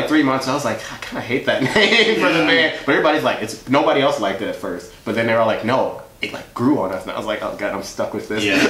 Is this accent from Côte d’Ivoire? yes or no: yes; Côte d’Ivoire; born there; But so I was born in West Africa in a country called the Ivory Coast, and like my parents came over.